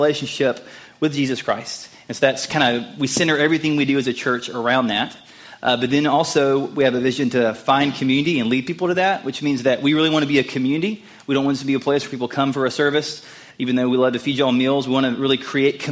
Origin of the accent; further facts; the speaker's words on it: Mobile, Alabama, United States; moved away as an adult; now in Tuscaloosa, United States; I'm from Mobile, Alabama.